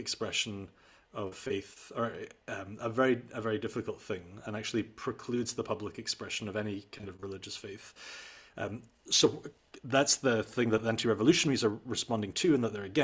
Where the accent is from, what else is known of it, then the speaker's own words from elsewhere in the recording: Scotland, United Kingdom; moved away as an adult; also born or lived in Netherlands; I came from Scotland, which has this establishment tradition